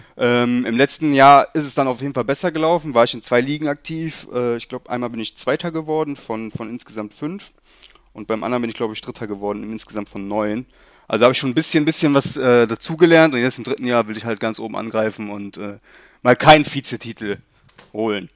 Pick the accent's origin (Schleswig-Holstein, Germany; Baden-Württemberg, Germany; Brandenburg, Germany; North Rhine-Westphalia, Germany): North Rhine-Westphalia, Germany; Leverkusen; also ich bin in Leverkusen geboren, wohne mein ganzes Leben auch schon hier